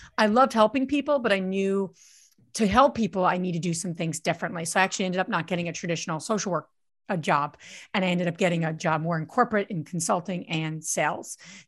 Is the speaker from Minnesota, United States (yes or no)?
no; New Jersey, United States; now in Pennsylvania, United States; But I grew up in New Jersey, so I am a true and true Jersey girl. I live in Pennsylvania now